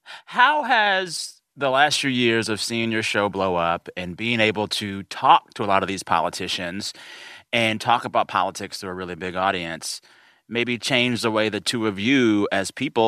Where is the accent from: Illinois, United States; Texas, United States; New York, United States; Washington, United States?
Texas, United States; San Antonio; I'm from San Antonio, Texas.